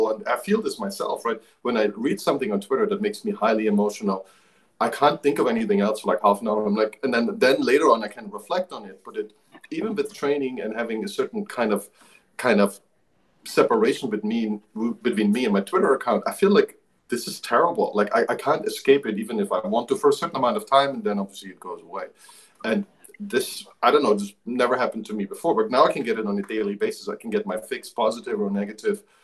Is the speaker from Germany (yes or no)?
yes; eastern Germany, Germany; I grew up in Eastern Germany.